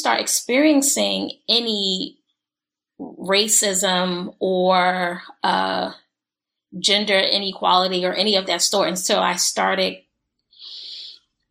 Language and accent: English; Newark, New Jersey, United States; moved away; I grew up in Newark, New Jersey